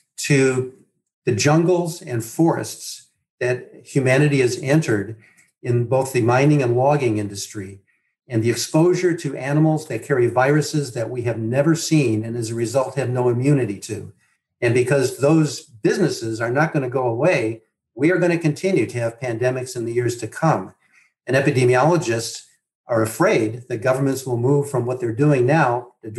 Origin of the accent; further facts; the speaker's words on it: Midwest, United States; I grew up in the Midwest, the oldest of six boys in a big family.